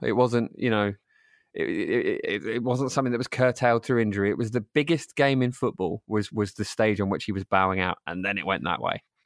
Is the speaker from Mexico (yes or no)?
no; Rainham, London, United Kingdom; I grew up in, uh, in Zone Six, um, in a town called Raynham